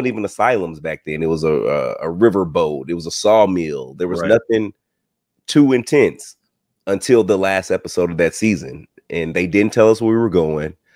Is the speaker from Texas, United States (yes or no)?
yes; Texas, United States; now in Georgia, United States; I'm from the South. I'm from Texas